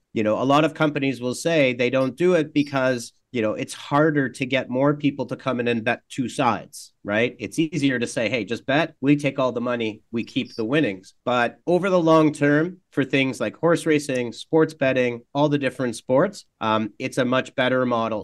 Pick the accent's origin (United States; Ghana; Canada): Canada; I'm Canadian, and as a Canadian